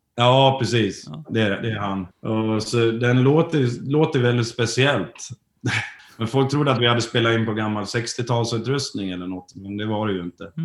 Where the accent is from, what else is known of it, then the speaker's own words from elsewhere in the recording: Borlänge, Dalarna County, Sweden; moved away; vi kommer ju från Borlänge från början